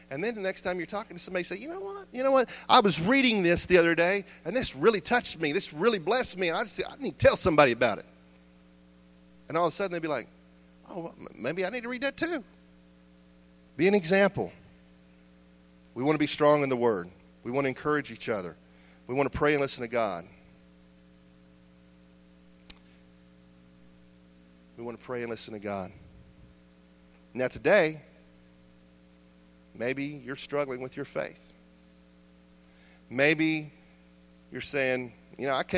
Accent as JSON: {"language": "English", "country": "United States", "said": "as American Christians, our faith"}